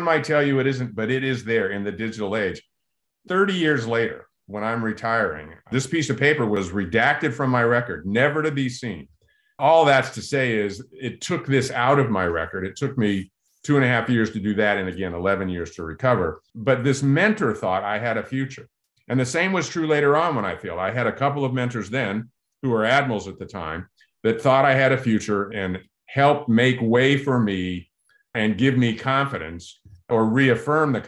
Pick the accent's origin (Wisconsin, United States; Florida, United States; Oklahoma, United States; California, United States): California, United States; Southern; growing up in Southern California